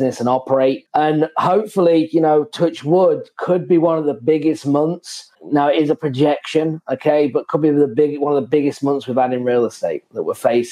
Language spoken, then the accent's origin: English; England, United Kingdom; moved away; I'm from England